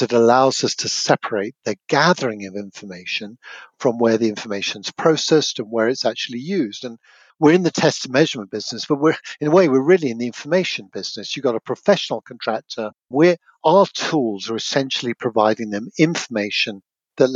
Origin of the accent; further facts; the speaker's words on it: United Kingdom; moved away as an adult; now in Portland, United States; a Brit, even after 20 plus years